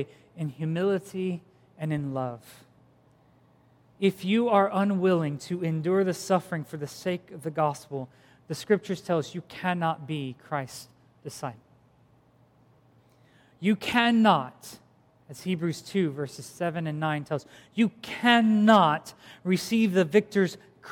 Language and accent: English; Philippines; moved away; I grew up in the Philippines